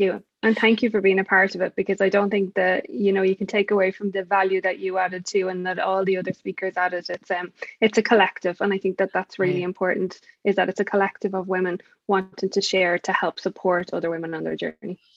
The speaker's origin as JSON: {"language": "English", "country": "Ireland", "said": "I'm definitely not from America. No, I'm from Ireland"}